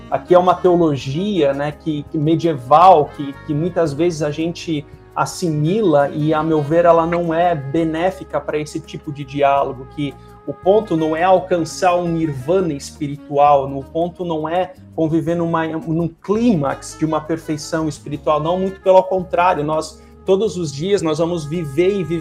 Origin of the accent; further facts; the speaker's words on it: South Region, Brazil; E, e como sulista tem o chimarrão, né?